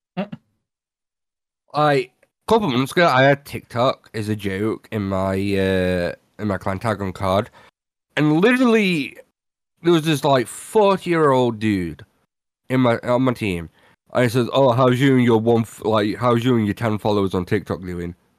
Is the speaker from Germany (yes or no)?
no; United Kingdom; I'm British